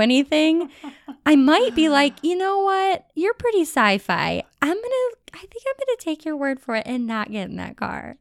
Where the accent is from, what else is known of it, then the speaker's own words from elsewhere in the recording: Cleveland, Ohio, United States; I'm from Cleveland